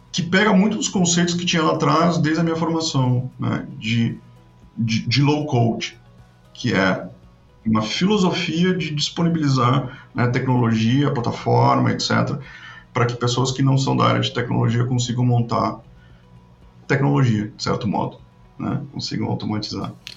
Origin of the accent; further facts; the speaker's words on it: Rio Grande do Sul, Brazil; also born or lived in Porto Alegre; eu sou gaúcho, moro em, em Porto Alegre